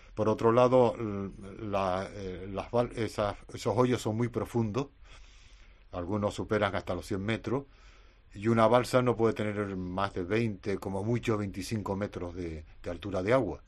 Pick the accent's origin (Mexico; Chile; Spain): Spain; Canary Islands